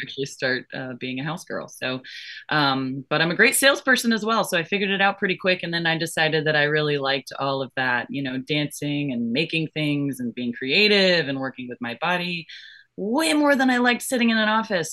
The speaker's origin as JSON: {"language": "English", "region": "Florida", "country": "United States", "tie": "born or raised there", "also_born_or_lived": "Georgia", "said": "I was born in Florida and I grew up in Florida and Georgia"}